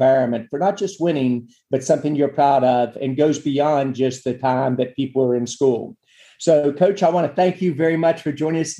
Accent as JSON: {"language": "English", "region": "West Virginia", "country": "United States", "tie": "born or raised there"}